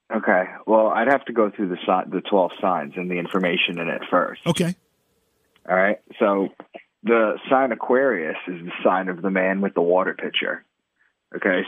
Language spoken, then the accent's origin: English; Long Island, New York, United States; moved away as an adult; also born or lived in Boston; I'm from Long Island initially, in New York, and I moved to Boston for a new job